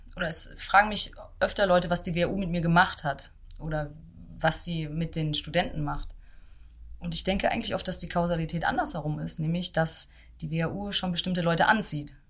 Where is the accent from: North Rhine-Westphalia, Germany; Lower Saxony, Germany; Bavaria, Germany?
North Rhine-Westphalia, Germany; Dortmund; moved away as an adult; also born or lived in London / Berlin; Ich komme aus Dortmund und habe da auch ja bis zum Ende der Schule quasi bin ich da aufgewachsen